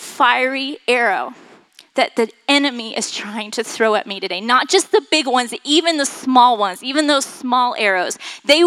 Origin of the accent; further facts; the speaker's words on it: Florida, United States; I grew up in Florida